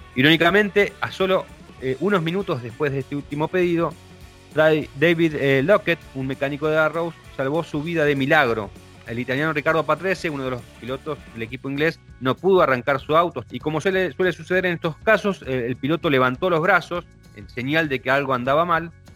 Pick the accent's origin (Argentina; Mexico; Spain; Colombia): Argentina; cómo somos los argentinos